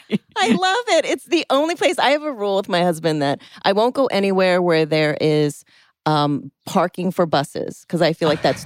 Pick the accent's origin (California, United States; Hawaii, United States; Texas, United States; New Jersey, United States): Hawaii, United States; Oahu; now in Los Angeles, United States; I grew up in Oahu, which is the island with Waikiki and Honolulu and all of the traffic that's on Oahu.